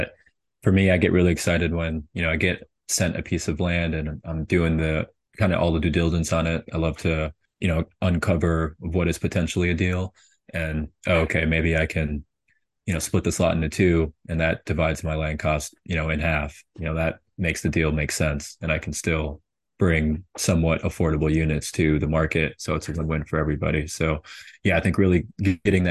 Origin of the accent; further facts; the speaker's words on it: St. Paul, Minnesota, United States; moved away as an adult; also born or lived in Tulsa, Oklahoma / Houston, Texas; I'm from Minnesota